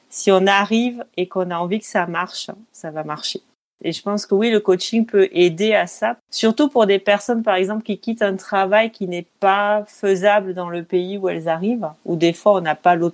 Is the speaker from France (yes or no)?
yes; France; moved away as an adult; also born or lived in Beijing, China / England; now in Singapore; J'ai quitté la France en 2002 pour suivre mon conjoint. On est parti d'abord trois ans à Pékin, en Chine, puis sept ans en Angleterre. Et ça fait presque neuf ans maintenant qu'on est à Singapour.